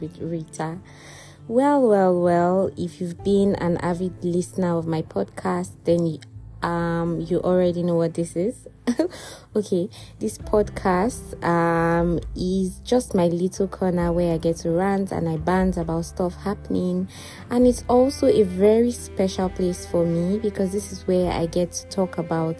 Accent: Nigeria; now in Dubai, United Arab Emirates; I'm a Nigerian and I'm based here in the United Arab Emirates

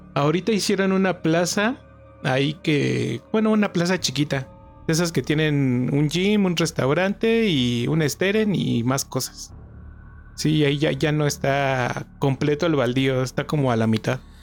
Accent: Toluca, State of Mexico, Mexico; yo soy de acá de Toluca

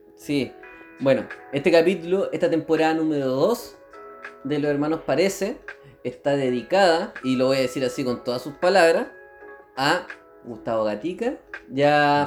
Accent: Chile; en esta sociedad chilena

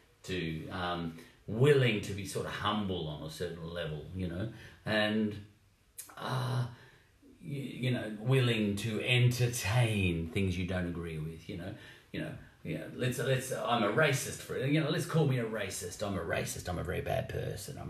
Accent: Australia; I'm Australian

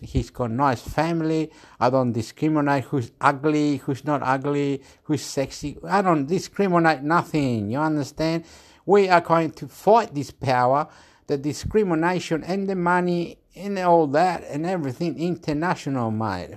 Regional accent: Chile; now in Australia; I'm from Chile

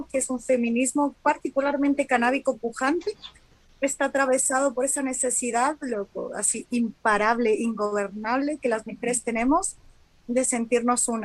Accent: Canada; yo soy canadiense y quiero que sepan que esto es así

